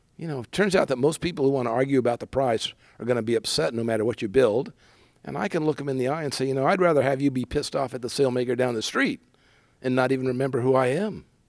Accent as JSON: {"language": "English", "town": "San Diego", "region": "California", "country": "United States", "tie": "born or raised there", "also_born_or_lived": "Bay Area, California", "said": "I grew up in San Diego, spent a lot of time surfing, came up to the Bay Area to go to school at Berkeley."}